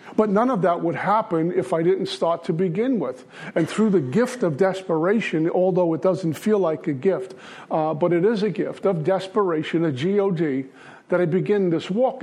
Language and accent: English; New York City, New York, United States; I'm from Brooklyn.